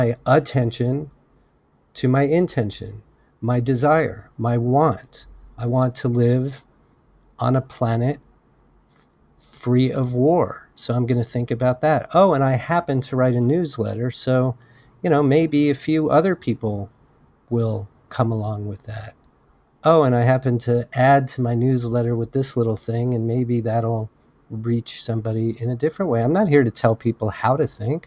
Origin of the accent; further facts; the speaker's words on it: United States; an American citizen